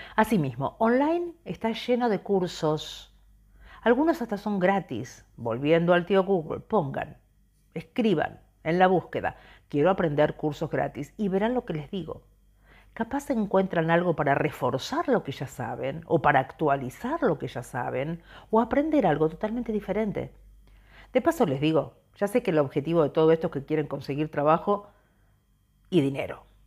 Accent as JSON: {"language": "Spanish", "country": "Argentina", "moved": "as an adult", "said": "Somos argentinos"}